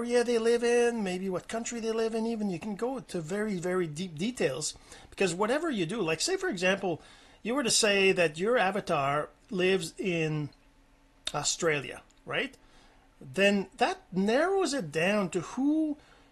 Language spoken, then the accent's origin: English; Canada; I'm Canadian